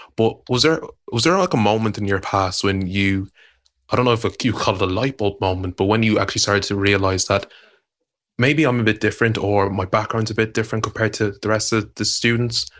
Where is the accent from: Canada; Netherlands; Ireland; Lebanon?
Ireland; Dublin, Leinster; moved away as an adult; now in United Kingdom; I'm twenty-five years old and I'm from South Dublin.